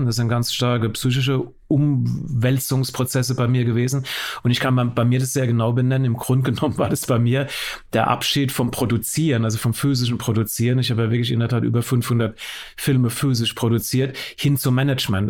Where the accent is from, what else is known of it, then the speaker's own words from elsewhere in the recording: West Germany, Germany; ich bin im Westen geboren